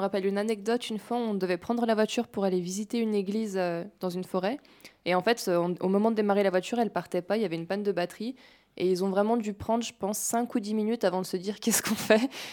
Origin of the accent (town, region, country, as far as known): France